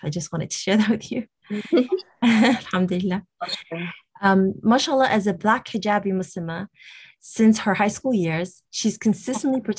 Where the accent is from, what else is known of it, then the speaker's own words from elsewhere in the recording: Toronto, Ontario, Canada; I'm from Toronto, Canada